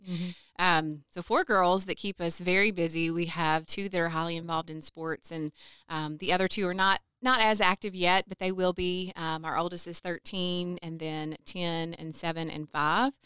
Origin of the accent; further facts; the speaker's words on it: Calhoun, Kentucky, United States; moved away as an adult; now in Owensboro, United States; I grew up in Calhoun, so both of us originally from McLean County.